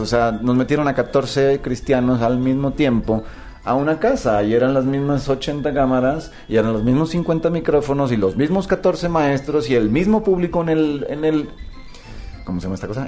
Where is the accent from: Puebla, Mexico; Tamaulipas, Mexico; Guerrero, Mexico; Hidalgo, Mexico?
Tamaulipas, Mexico; Ciudad Victoria; de Ciudad Victoria, de Tamaulipas, de donde yo soy